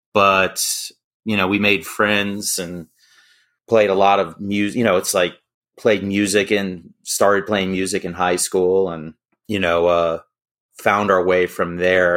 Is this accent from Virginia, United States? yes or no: yes; Sterling, Virginia, United States; also born or lived in Berryville, Virginia; I grew up in Sterling, and over the years, I just keep moving further and further west.